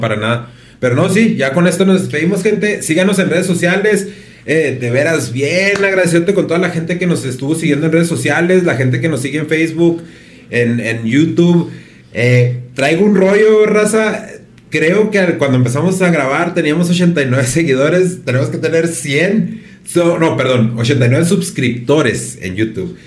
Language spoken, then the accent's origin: Spanish; Mexico; como mexicanos